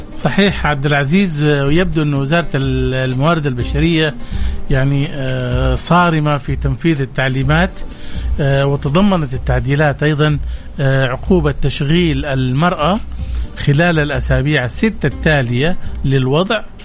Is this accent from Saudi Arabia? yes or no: yes; Saudi Arabia; احنا كمجتمع سعودي مسلم